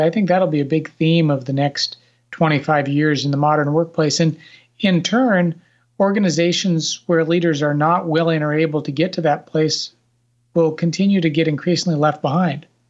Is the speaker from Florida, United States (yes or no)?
no; Nebraska, United States; now in Washington, D.C. area, United States; I grew up in Nebraska